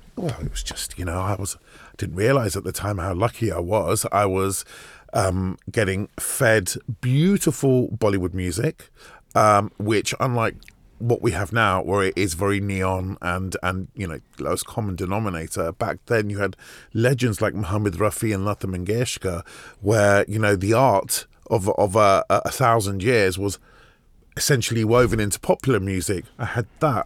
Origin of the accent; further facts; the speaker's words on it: Hounslow, London, United Kingdom; also born or lived in Hammersmith / Farnborough / Camberley; I was born in Hammersmith, right. and then those first ten years, a bit in Hounslow. Right. Uh, you know, which is where i spent most of my life